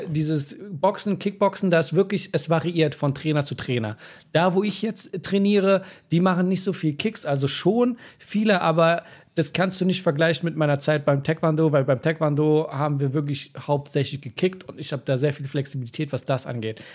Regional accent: Berlin, Germany; bei uns in Neukölln

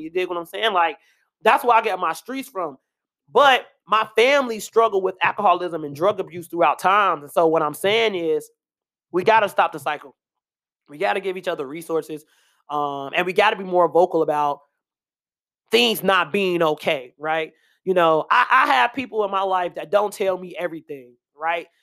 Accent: Chicago, Illinois, United States; I'm from Chicago.

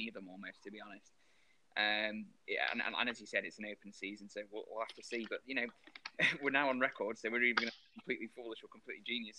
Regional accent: England, United Kingdom; Because we're English.

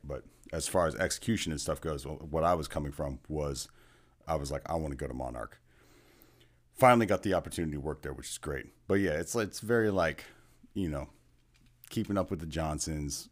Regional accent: California, United States; also born or lived in Seattle; now in Kansas City, United States; I'm from California originally

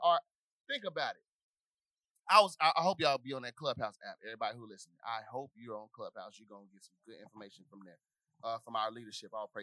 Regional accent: Little Rock, Arkansas, United States; where I grew up in Little Rock

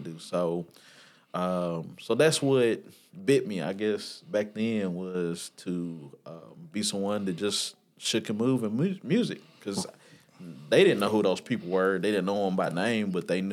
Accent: Nashville, Tennessee, United States; also born or lived in Michigan; I was born in Michigan, but I was raised here in Nashville, so I claim Nashville 9 out of 10 times

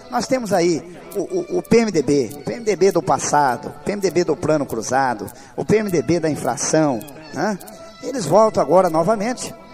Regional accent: Palmital, Brazil; born there; o meu povo da Água Nova, água onde eu nasci, onde eu tenho uma propriedade que a maioria do povo palmitalense já o conhece

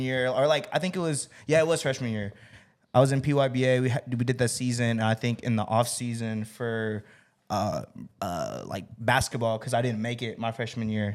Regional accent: Las Vegas, Nevada, United States; now in Texas, United States; I'm originally from Vegas

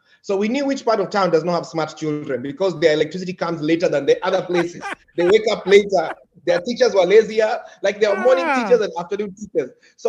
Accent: Nairobi, Kenya; also born or lived in Dubai; now in United States; I was born in Nairobi

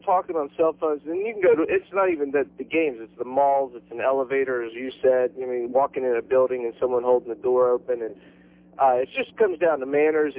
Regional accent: North Carolina, United States; moved away as an adult; now in Florida, United States; I'm from North Carolina and have been down here 4 years

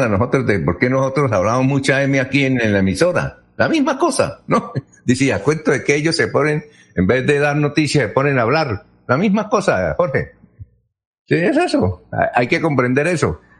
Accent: Barichara, Santander, Colombia; en mi tierra, Barichara

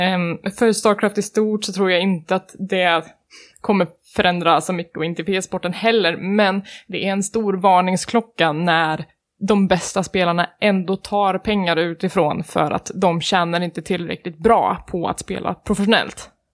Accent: Värmland, Sweden; moved away; jag kommer från Värmland

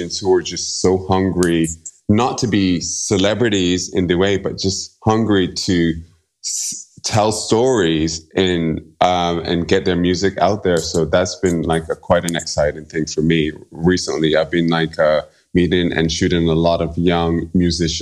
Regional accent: Barbados; now in New York City, United States; I'm from Barbados originally. So I grew up listening to a very specific kind of music

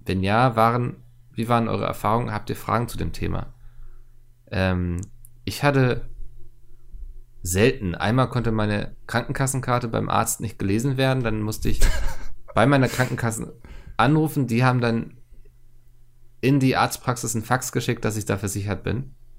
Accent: Germany; ich bin sehr oft früher in Lüneburg gewesen, weil das von meiner Heimatstadt wirklich ein, ich will fast sagen, Katzensprung war

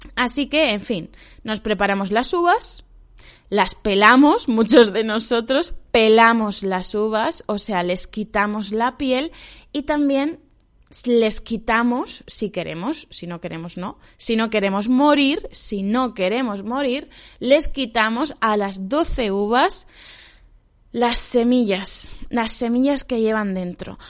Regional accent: Spain; also born or lived in China; en mi pueblo

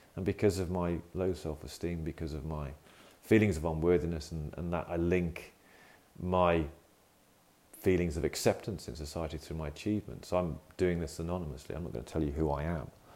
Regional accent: United Kingdom; accent: UK; in the UK, as you can probably tell from my accent

